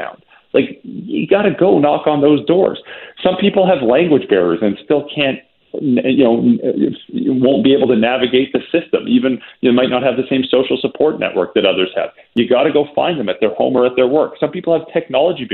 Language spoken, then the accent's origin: English; Calgary, Alberta, Canada; also born or lived in Vancouver; now in Toronto, Canada; I'm from Calgary originally. I grew up snubbing my nose at Toronto.